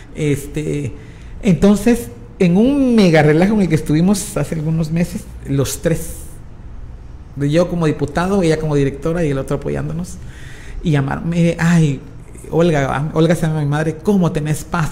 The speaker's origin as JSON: {"language": "Spanish", "country": "Guatemala", "said": "entre nosotros como guatemaltecos"}